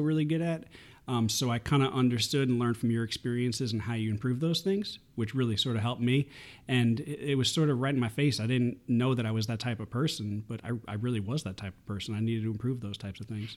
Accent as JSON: {"language": "English", "region": "New York", "country": "United States", "tie": "born or raised there", "moved": "as an adult", "said": "I was born and raised in New York"}